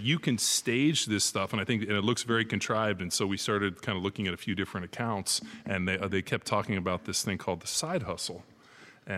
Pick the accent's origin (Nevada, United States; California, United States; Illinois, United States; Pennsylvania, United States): California, United States; born or raised there